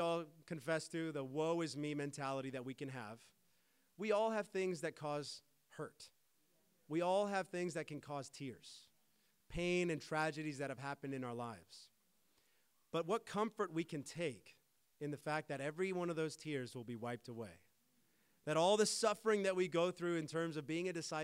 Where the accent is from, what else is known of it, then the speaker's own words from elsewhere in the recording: United States; now in Canada; I'm American